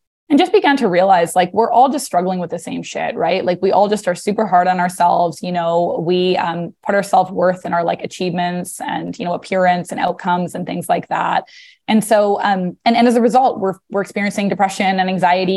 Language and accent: English; British Columbia, Canada; moved away as an adult; now in New York, United States; I'm originally from British Columbia.